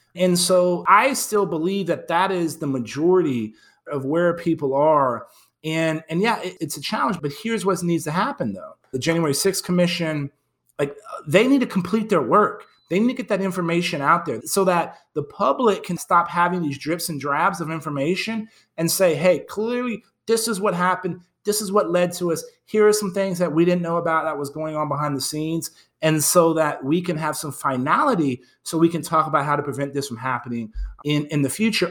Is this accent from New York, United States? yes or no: no; San Antonio, Texas, United States; moved away as an adult; moved back to my hometown